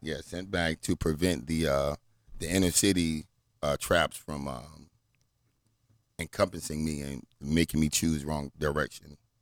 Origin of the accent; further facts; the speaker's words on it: Portsmouth, Virginia, United States; also born or lived in Washington, D.C.; I grew up in Virginia